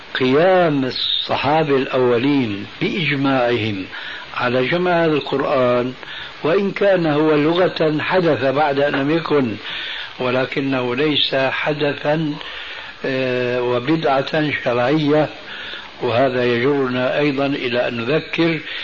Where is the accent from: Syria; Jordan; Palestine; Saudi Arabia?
Syria; عندنا في سوريا